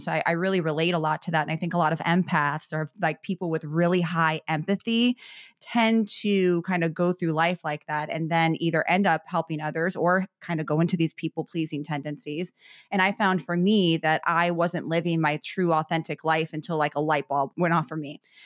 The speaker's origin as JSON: {"language": "English", "town": "Chicago", "region": "Illinois", "country": "United States", "tie": "born or raised there", "said": "I grew up in Chicago"}